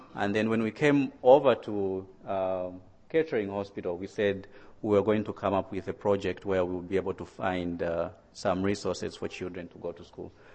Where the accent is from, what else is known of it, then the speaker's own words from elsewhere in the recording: Zambia; moved away as an adult; now in United States; I was born in Zambia, that's in southern Africa. And um, I went to medical school in, at University of Zambia